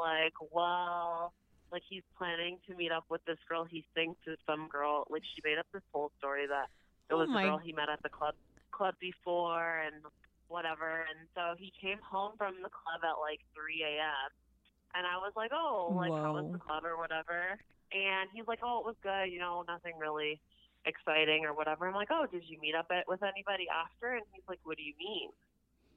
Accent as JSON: {"language": "English", "town": "London", "region": "Ontario", "country": "Canada", "said": "I'm from London, Ontario"}